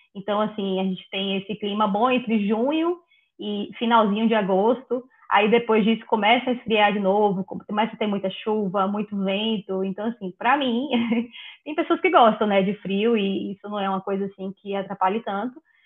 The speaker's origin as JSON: {"language": "Portuguese", "region": "Bahia", "country": "Brazil", "moved": "as an adult", "lives_now": "Netherlands", "said": "venho da Bahia, né, acostumada com sol"}